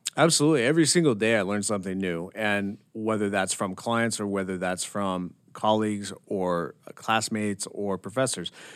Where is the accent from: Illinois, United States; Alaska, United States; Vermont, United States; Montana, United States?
Montana, United States; Bozeman; also born or lived in Washington; I'm born and raised in Montana. Uh, I was born in Bozeman, Belgrade. I grew up there